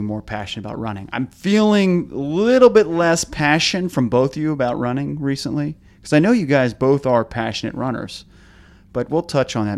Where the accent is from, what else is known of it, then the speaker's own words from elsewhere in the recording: Arlington, Virginia, United States; I'm born and raised in Arlington